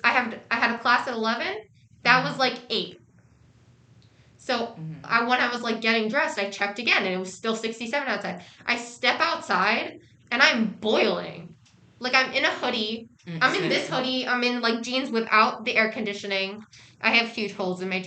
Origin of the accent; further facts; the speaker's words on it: New York City, New York, United States; moved away as an adult; now in Massachusetts, United States; as a New Yorker